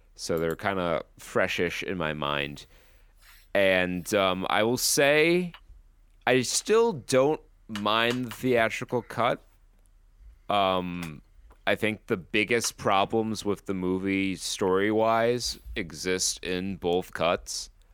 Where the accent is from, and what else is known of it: United States